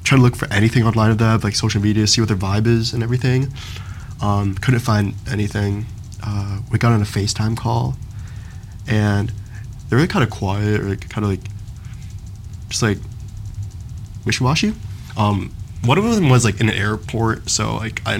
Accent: Michigan, United States; also born or lived in Brownstown, Michigan; I was born in Michigan, born and raised my whole life.

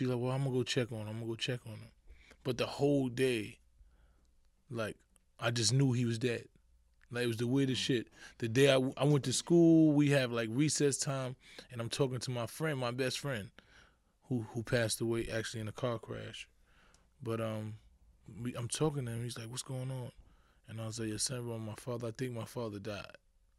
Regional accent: New York City, New York, United States; Born and raised in the Bronx, High Bridge section. Grew up in the hood, pretty much.

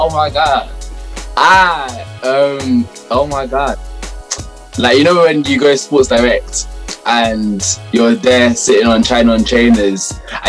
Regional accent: London, United Kingdom; I grew up in Southeast London too, but more on like the Thamesmead, Woolwich, Kent sides

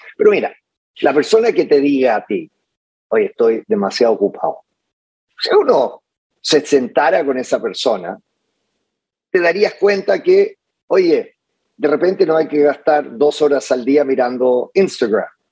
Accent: Santiago, Santiago Metropolitan Region, Chile; moved away; yo de niño um, fui criado por mi abuela um, en Santiago

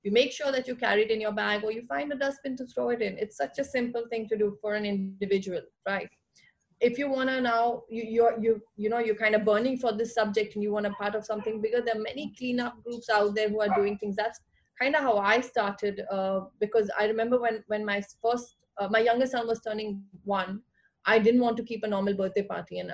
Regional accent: India; knowing the culture that I come from, being an Indian

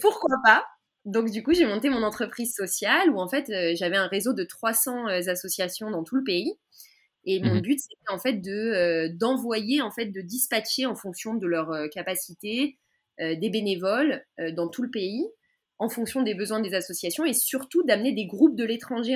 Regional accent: France; moved away as an adult; now in Israel; quand on a grandi en France

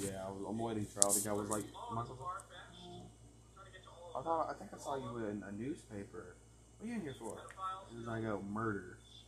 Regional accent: Crandall, Texas, United States; I mean, I live in Crandall. That's like my hometown.

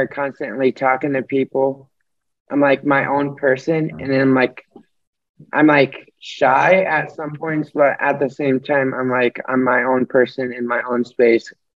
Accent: Norwalk, United States; I'm 19 and I'm from Norwalk

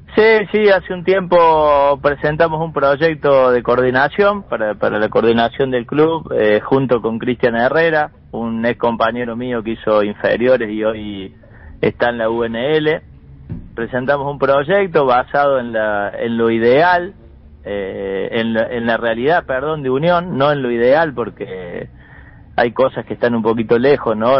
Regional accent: interior of Córdoba, Argentina; also born or lived in Santa Fe; yo, de acá del interior de Córdoba

